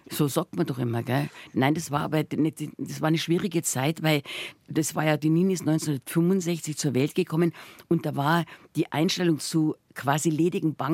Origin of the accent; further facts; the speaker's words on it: Munich, Bavaria, Germany; Und dann bin ich im Waldfluss aufgewachsen und ich war